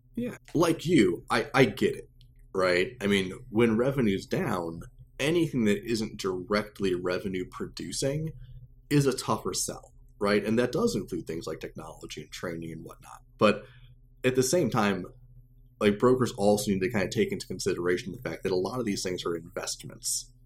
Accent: Champaign, Illinois, United States; moved away as an adult; also born or lived in Chicago, Illinois; I'm originally from Champaign, Illinois, so I'm a Central Illinois guy

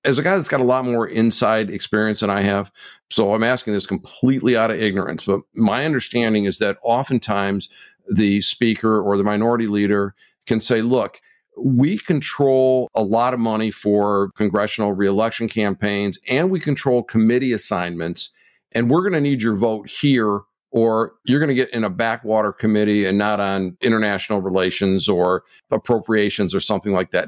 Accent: Michigan, United States; my home state of Michigan

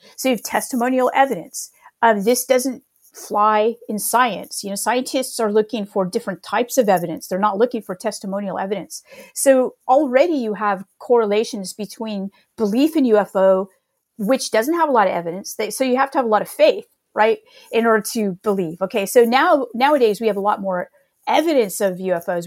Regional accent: Northern California, United States; I grew up in California

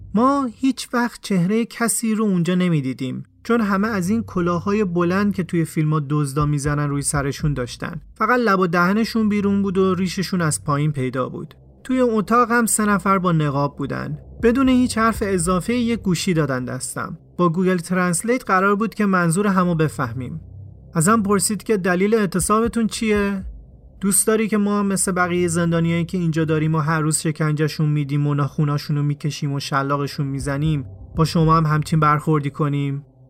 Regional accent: Iran; ما ایرانی هستیم و سوری نیستیم

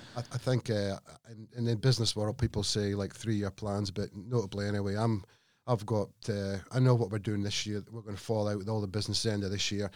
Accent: Scotland, United Kingdom; moved away; I'm a Scotsman

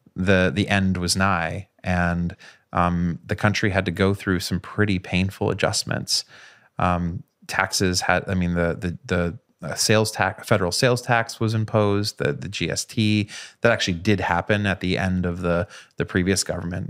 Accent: Canada; moved away; growing up in Canada in nineteen ninety-three

